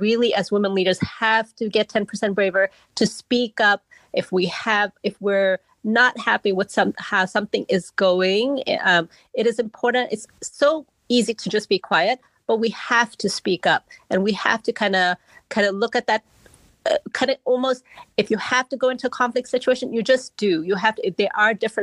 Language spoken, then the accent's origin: English; Malawi; now in United States; I grew up in Malawi in the long way, I grew up in a very community-centered where everybody was kind of part of my life